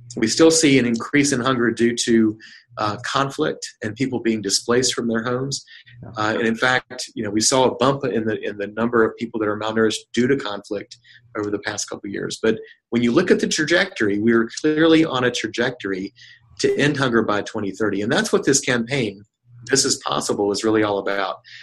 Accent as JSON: {"language": "English", "region": "North Carolina", "country": "United States", "tie": "born or raised there", "also_born_or_lived": "Seville, Spain", "said": "I, was born and raised in North Carolina"}